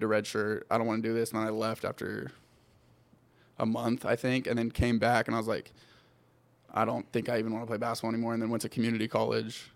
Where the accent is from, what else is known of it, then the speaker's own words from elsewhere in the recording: California, United States; moved away as an adult; also born or lived in Denver; I grew up in California